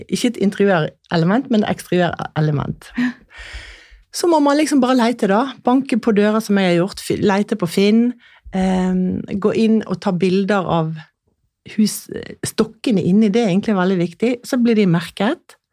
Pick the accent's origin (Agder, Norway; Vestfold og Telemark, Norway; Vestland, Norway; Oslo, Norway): Vestland, Norway; Askøy; now in Lysaker, Norway; jeg kommer jo fra Askøy utenfor Bergen, og vi var jo striler, som det het.